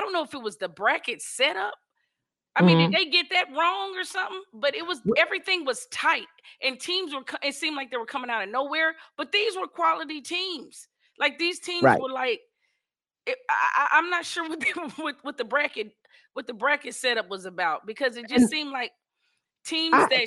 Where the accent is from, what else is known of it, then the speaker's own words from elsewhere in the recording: Texas, United States; I'm from Texas